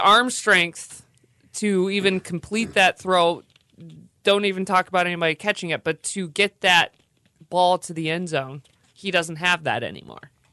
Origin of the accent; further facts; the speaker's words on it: Bay City, Michigan, United States; growing up in Bay City